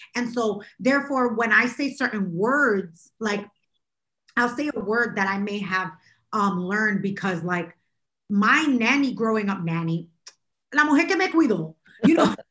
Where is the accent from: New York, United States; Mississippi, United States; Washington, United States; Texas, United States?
New York, United States; New York City; I'm from Brooklyn